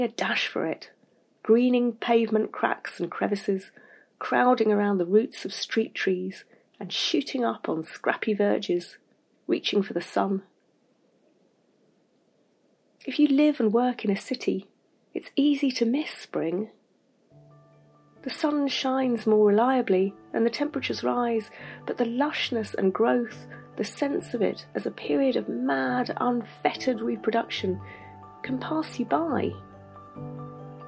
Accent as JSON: {"language": "English", "area": "Surrey", "region": "South East England", "country": "United Kingdom", "tie": "born or raised there", "moved": "yes", "said": "I grew up in Surrey, which was somewhere neither of my parents had any connection"}